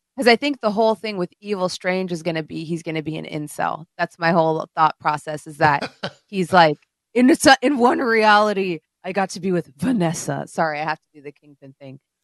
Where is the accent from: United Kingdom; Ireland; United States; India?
India; moved away; When I grew up in India